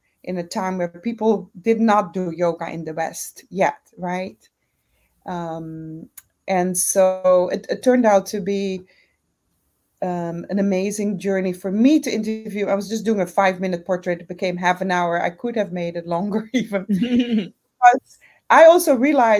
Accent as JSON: {"language": "English", "country": "Curaçao", "tie": "born or raised there", "moved": "yes", "said": "I'm originally from Curaçao, born and raised"}